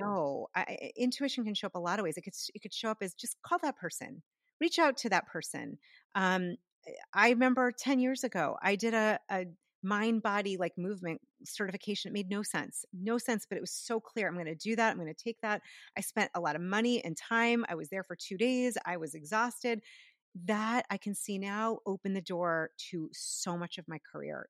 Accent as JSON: {"language": "English", "area": "outside of Boston", "region": "Massachusetts", "country": "United States", "tie": "born or raised there", "said": "where I grew up outside of Boston, near all those universities."}